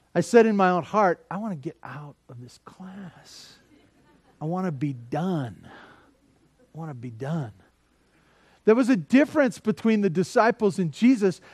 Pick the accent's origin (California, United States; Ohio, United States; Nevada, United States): California, United States; Santa Barbara; also born or lived in Tehachapi; I grew up in Santa Barbara